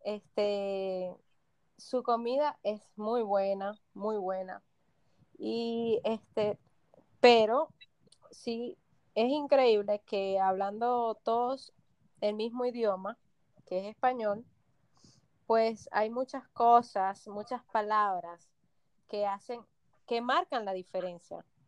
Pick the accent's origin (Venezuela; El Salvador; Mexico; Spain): Venezuela; moved away as an adult; now in Punta Cana, Dominican Republic; nosotros somos dos chicas venezolanas que decidimos emigrar hace un tiempo